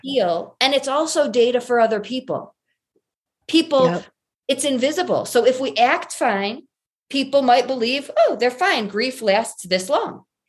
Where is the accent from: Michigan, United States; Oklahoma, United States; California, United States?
Michigan, United States; moved away as an adult; also born or lived in Colorado; I grew up in Michigan, complete tomboy, daddy's girl